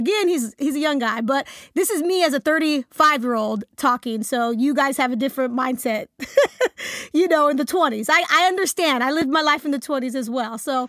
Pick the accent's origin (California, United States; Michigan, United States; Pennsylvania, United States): California, United States; Bay Area; growing up in the Bay Area